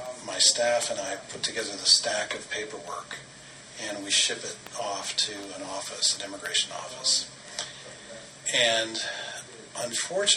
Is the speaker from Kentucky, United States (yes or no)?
no; Denver, Colorado, United States; I'm a kid from Denver